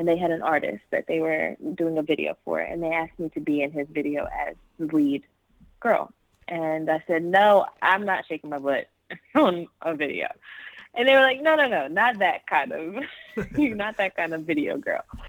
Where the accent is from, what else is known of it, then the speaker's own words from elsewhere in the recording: Seaford, Delaware, United States; now in Los Angeles, United States; I'm originally from Seaford, Delaware.